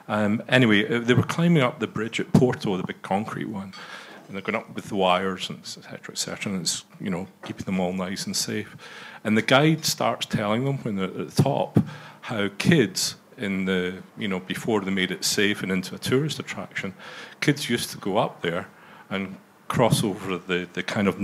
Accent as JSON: {"language": "English", "area": "outside Glasgow", "region": "Scotland", "country": "United Kingdom", "tie": "born or raised there", "said": "as a young kid sort of growing up outside Glasgow"}